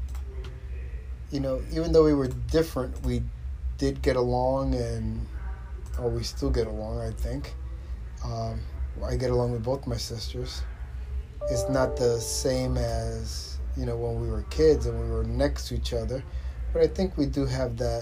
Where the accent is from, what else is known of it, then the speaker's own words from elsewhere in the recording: New York City, New York, United States; we grew up in Queens.